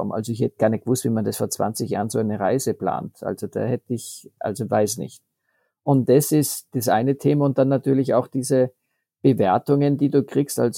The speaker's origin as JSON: {"language": "German", "country": "Austria", "said": "Das ist ja bei uns in Österreich auch der Fall, dass die Häuser, die zwei Saisonen haben, sich einfach leichter tun und mehr investieren können"}